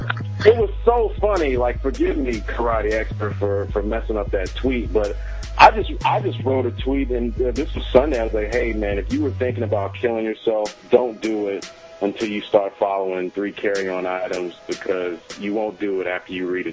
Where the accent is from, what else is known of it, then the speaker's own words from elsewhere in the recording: Washington, District of Columbia, United States; he's just like from my hometown area.